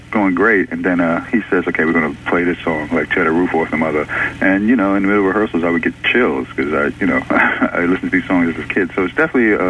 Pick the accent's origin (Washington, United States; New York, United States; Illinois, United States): New York, United States; New York City; I grew up in the Bronx